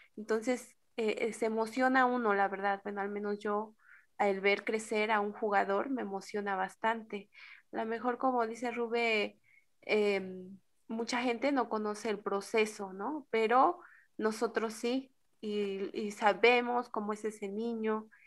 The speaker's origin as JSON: {"language": "Spanish", "region": "Oaxaca", "country": "Mexico", "said": "al menos yo no conocía mucho de mi tierra"}